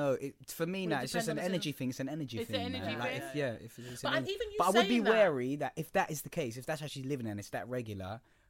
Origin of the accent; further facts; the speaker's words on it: London, United Kingdom; I'm from East London, bro.